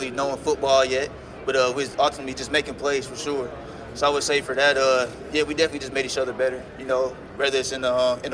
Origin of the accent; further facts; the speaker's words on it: Indianapolis, Indiana, United States; I'm from Indianapolis, Indiana, too. So, you know, my guys like Coach Jason West, Steve Tussey. It was one of those growing up playing out here